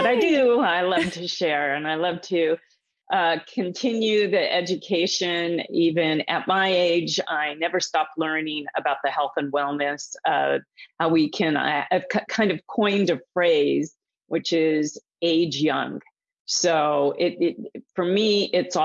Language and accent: English; Southern California, United States; I grew up out here in Southern California, where I am right now.